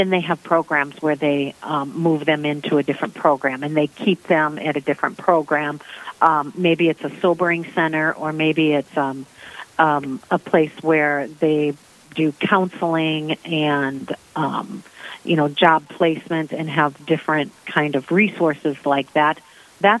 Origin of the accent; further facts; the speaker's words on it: Sioux Falls, South Dakota, United States; I'm originally from Sioux Falls, South Dakota. I grew up here